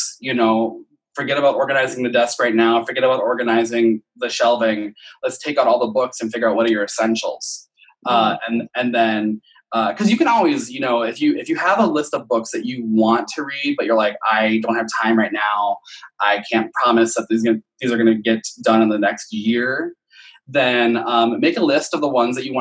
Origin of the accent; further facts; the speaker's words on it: Midwest, United States; we're from the Midwest?